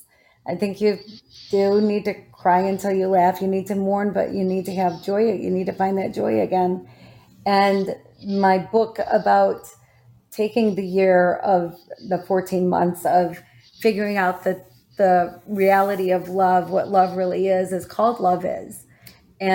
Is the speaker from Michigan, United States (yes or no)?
yes; Saginaw, Michigan, United States; I was born in Saginaw, Michigan.